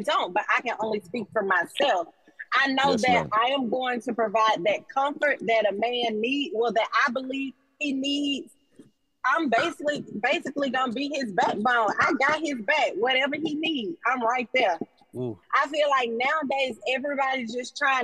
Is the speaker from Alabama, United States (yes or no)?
yes; Alabama, United States; I'm from Alabama